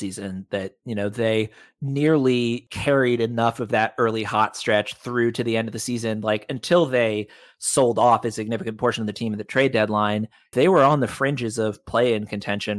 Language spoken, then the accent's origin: English; New York City, New York, United States; moved away; I was born and raised in New York City